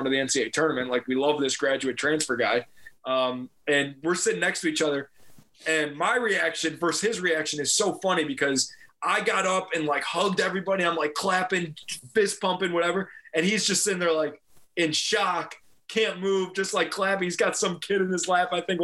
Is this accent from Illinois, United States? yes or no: yes; Chicago, Illinois, United States; We're from Chicago.